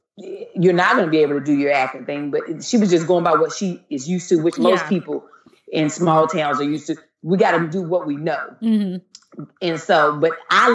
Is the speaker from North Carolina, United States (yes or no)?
yes; Eden, North Carolina, United States; moved away as an adult; now in Los Angeles, United States; I grew up in North Carolina, a little small town called Eden